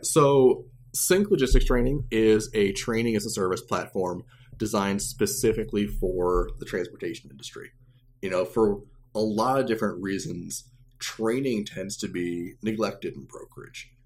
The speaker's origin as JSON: {"language": "English", "town": "Champaign", "region": "Illinois", "country": "United States", "tie": "born or raised there", "also_born_or_lived": "Chicago, Illinois", "moved": "as an adult", "said": "I'm originally from Champaign, Illinois, so I'm a Central Illinois guy"}